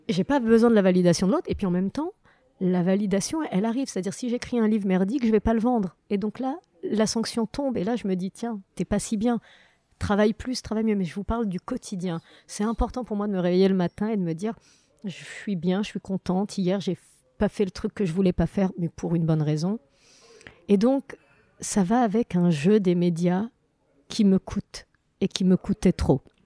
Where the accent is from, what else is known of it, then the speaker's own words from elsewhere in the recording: Morocco; now in France; enfance, moi, avec que des bons souvenirs euh, du Maroc